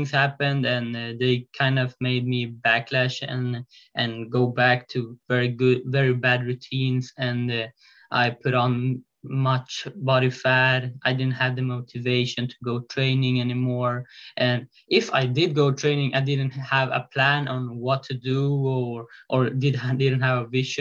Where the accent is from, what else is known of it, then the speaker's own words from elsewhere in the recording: Sweden; I live in Sweden. I'm from Sweden